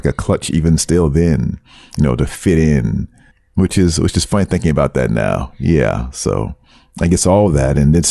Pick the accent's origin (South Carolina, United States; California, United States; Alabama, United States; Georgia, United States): South Carolina, United States; accent: thick Brooklyn; also born or lived in Brooklyn, New York; now in Tokyo, Japan; I was born in New York, born in Brooklyn. We lived there until I was 7. And then my family, we moved down to South Carolina